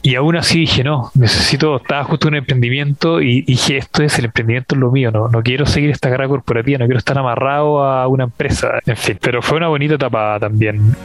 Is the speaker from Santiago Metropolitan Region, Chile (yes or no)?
yes; Santiago, Santiago Metropolitan Region, Chile; Nacido y criado en Santiago de Chile.